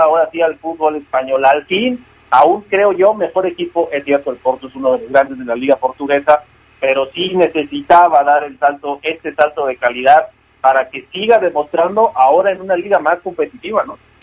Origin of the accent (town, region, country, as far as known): Mexico